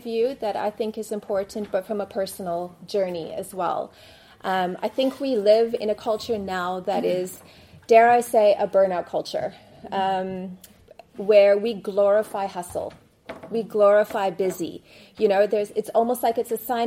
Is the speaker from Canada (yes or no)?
yes; Canada; now in South Africa; I'm living in South Africa. I've been living there for the past 24 years now, but was born and raised in Canada